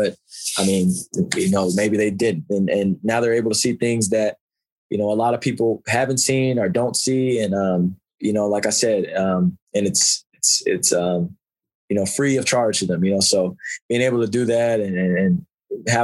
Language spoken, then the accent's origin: English; United States